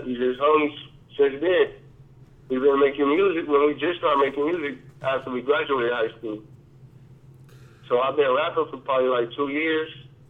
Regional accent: Compton, California, United States; Raised in Compton, in LA. I was raised on the west side of Compton, but from the east side of LA.

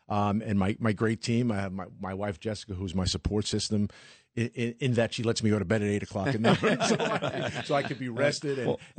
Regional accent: New York City, New York, United States; Being a New York City guy my entire life, watching the race literally pass by my house my entire life.

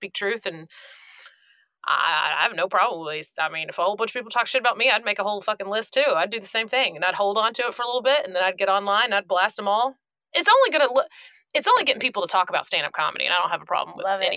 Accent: Glennville, Georgia, United States; born or raised there

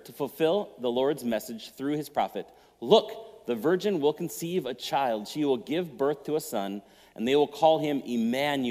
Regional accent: Minnesota, United States; I'm a Minnesota driver. I kind of grew up here

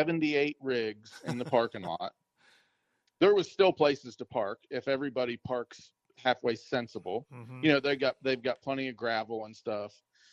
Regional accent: Maryland, United States; moved away; growing up in Maryland

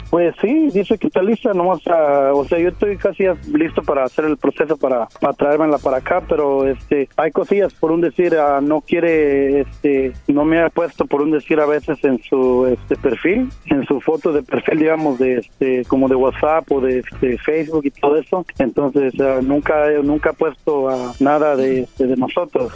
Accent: Mexico; moved away; yo soy mexicano.

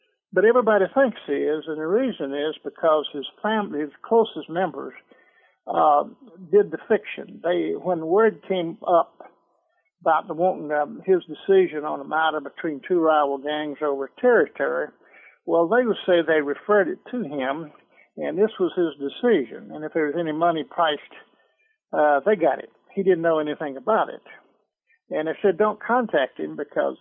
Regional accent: Atlanta, Georgia, United States; I'm a Georgia boy. I was born in Atlanta, and I lived in the metro Atlanta all my life

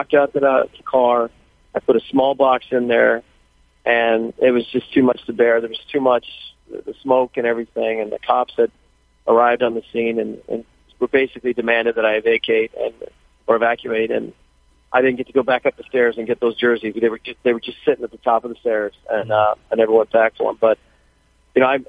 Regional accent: California, United States; my hometown

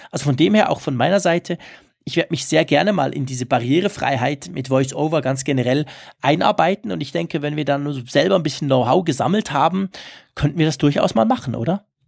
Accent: Switzerland; accent: Swiss German; Ich versuche ja nicht allzu fest Schweizer Dialekt zu sprechen, aber klar, ich bin ja kein Deutscher, das hört man

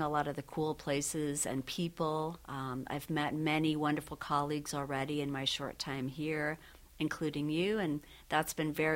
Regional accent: Syracuse, New York, United States; moved away; Syracuse native and I have family in the area.

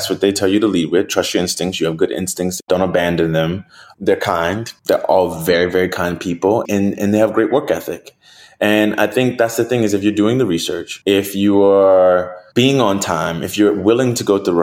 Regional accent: New Orleans, Louisiana, United States; I'm from New Orleans. I eat crawfish. I eat red beans every Monday

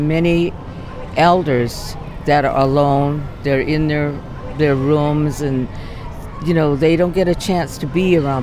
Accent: San Francisco, California, United States; I was born and raised here in San Francisco

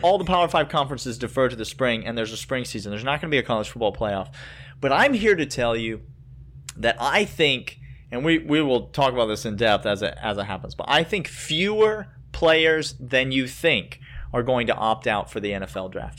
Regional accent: the South, United States; I am from the South

